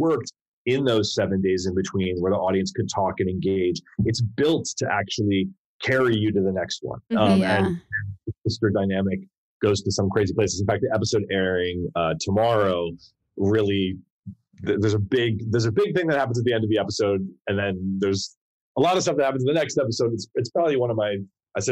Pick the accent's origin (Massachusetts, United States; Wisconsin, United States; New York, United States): New York, United States; New York City; I grew up in New York City. I'm in New York City. I live in Brooklyn